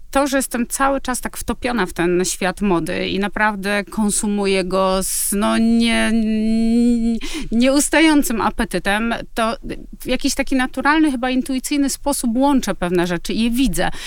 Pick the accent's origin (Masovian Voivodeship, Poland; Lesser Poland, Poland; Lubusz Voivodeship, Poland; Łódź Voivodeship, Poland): Lesser Poland, Poland; Kraków; Ja jestem z Krakowa